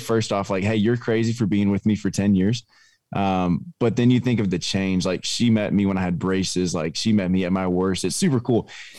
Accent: Longview, Texas, United States; Yeah, man, I don't know if we have time for that, but yeah, I grew up in Longview. My wife grew up in Hallsville, and we met in high school at church.

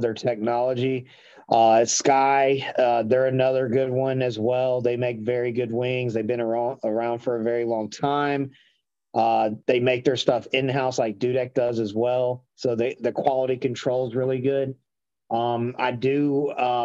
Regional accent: Marietta, Georgia, United States; I'm from Cobb County originally. So I grew up around like Marietta, Kennesaw area.

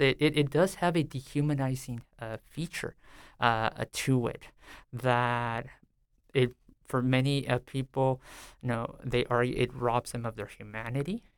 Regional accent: San Diego, California, United States; now in Stillwater, United States; I grew up in a predominantly, uh, Mexican-American, uh, community called Barrio Logan near downtown San Diego

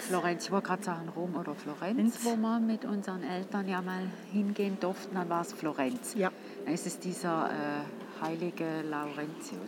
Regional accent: St. Gallen, Switzerland; als St. Galler

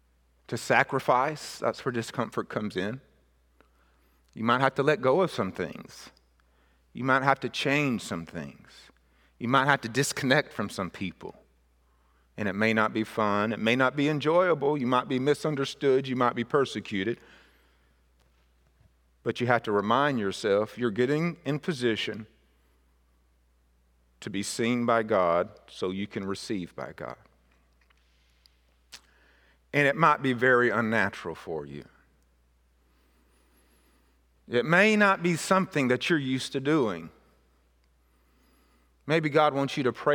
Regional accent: Mississippi, United States; Where I was raised in Mississippi was an area that where very big pine trees was raised

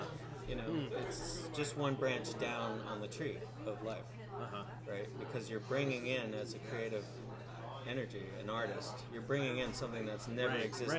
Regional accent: Missoula, Montana, United States; I was born in Missoula, Montana.

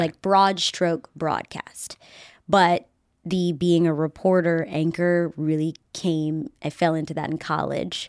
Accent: Henrico County, Virginia, United States; moved away; I'm from this area. I was born and raised in Henrico County

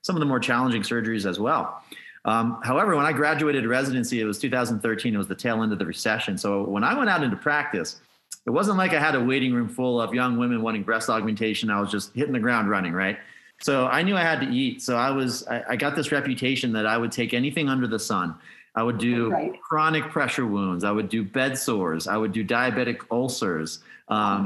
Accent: Pennsylvania, United States; moved away as an adult; also born or lived in Nevada; now in Las Vegas, United States; I'm from Pennsylvania originally

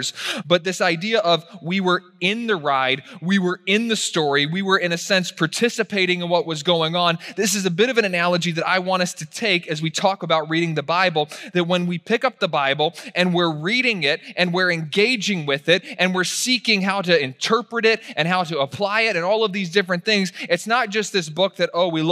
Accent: Virginia, United States; I was raised in Virginia

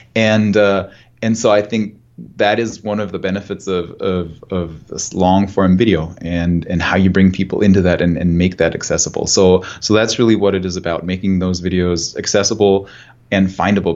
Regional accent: Germany; moved away; I'm, I'm German, I'm from Germany

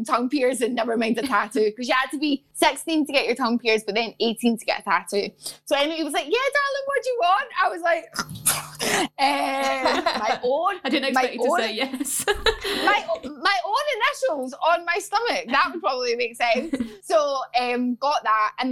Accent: Glasgow, Scotland, United Kingdom; moved away; also born or lived in London; growing up in Glasgow

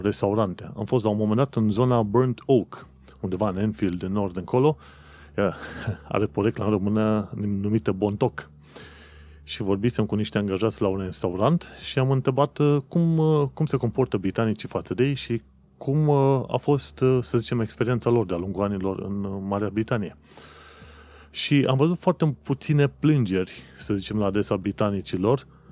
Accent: Romania; moved away as an adult; now in London, United Kingdom; sunt român, român

